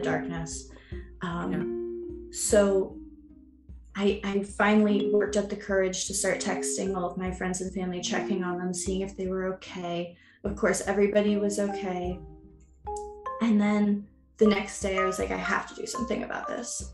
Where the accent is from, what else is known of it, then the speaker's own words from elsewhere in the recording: New York City, New York, United States; moved away; growing up in America and in New York City